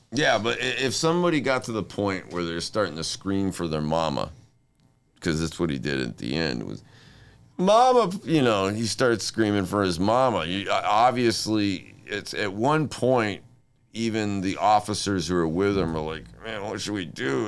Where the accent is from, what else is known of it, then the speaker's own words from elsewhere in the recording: Inglewood, California, United States; I was born in Inglewood